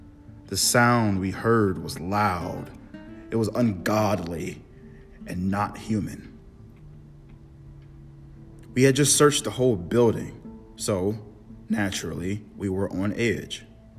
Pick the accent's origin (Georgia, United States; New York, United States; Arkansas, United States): Georgia, United States; Hell, I don't know, I'm from Georgia, and this was years ago.